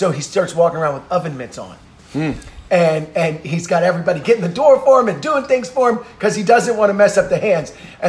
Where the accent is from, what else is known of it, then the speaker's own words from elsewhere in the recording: Philadelphia, Pennsylvania, United States; We don't care. We're from Philly.